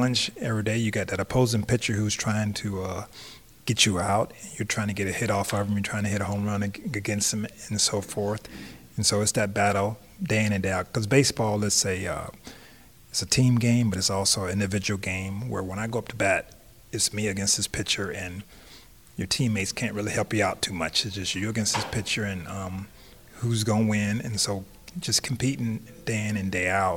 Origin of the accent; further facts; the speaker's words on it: Tampa, Florida, United States; growing up in Tampa